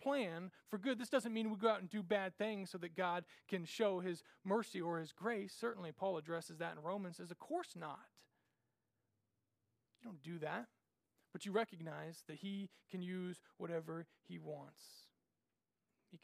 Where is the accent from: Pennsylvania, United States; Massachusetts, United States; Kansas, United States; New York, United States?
Kansas, United States; Randolph; my hometown, little old Randolph, Kansas